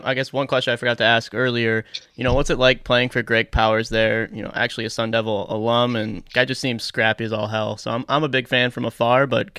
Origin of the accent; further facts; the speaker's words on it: Minnesota, United States; we're from Minnesota